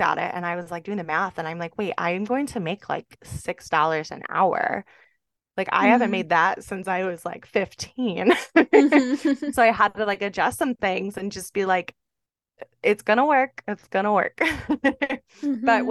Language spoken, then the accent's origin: English; Jamestown, New York, United States; moved away as an adult; now in Tampa, United States; a boutique in my hometown, Jamestown, New York